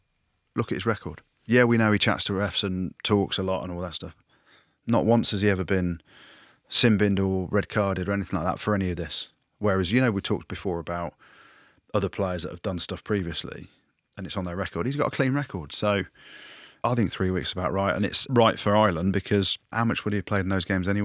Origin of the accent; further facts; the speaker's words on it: South Africa; Yeah, my bro. I am South African.